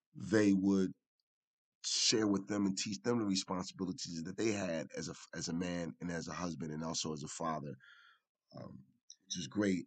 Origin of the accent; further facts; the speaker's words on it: Philadelphia, Pennsylvania, United States; in West Philadelphia was, was, was a delight to see for me as a, as, as a, as a young man at four or five years old. And um, one day I attended Huey Elementary, which was on 52nd, 52nd